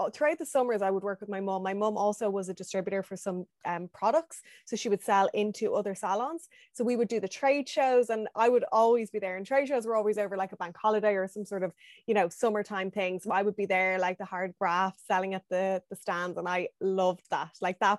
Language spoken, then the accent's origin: English; Dublin, Leinster, Ireland; Growing up Dublin was great. Like I had access to everything. I had my first job in city center in town.